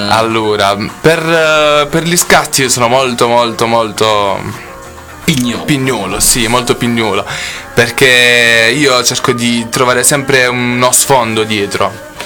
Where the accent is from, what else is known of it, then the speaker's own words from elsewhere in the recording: Terlizzi, Apulia, Italy; Allora, io sono di Terlizzi, ah. una provincia di Bari.